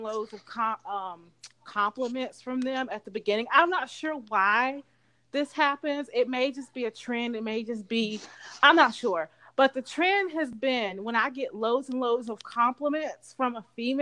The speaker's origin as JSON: {"language": "English", "town": "Charlotte", "region": "North Carolina", "country": "United States", "tie": "born or raised there", "said": "I grew up in Charlotte"}